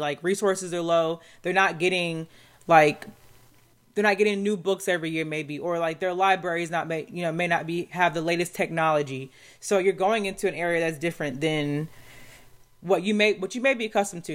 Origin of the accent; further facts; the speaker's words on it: Southeast, United States; I'm from the Southeast, but, you know, up north.